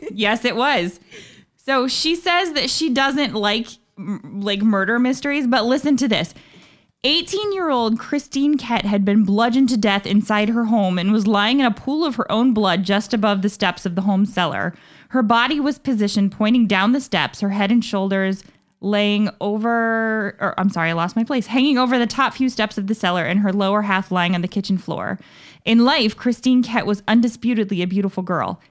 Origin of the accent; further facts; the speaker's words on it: Dayton, Ohio, United States; I'm fourth generation Daytonian. My family's been here since the twenties. Like, I grew up in Dayton.